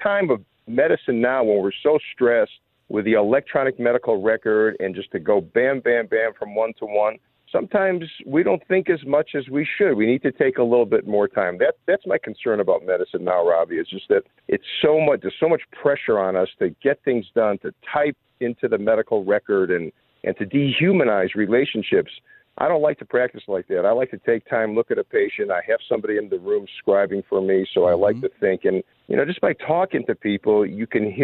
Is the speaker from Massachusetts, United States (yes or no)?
no; Chicago, Illinois, United States; I grew up in Chicago